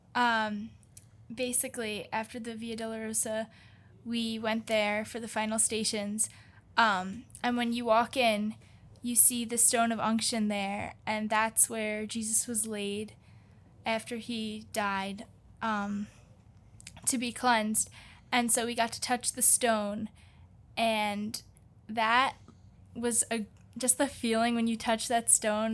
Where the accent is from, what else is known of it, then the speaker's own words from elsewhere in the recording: United States; we're from the United States